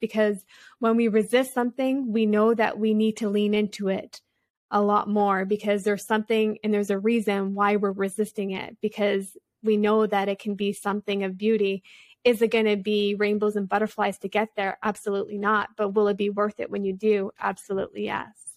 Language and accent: English; Canada; I come from a tribal community here in Canada, so I'm Native American and French, which is a Metis culture here